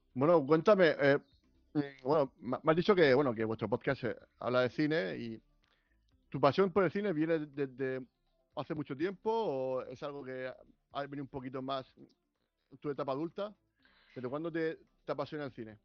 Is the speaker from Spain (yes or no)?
yes; Region of Murcia, Spain; Nosotros que somos de Murcia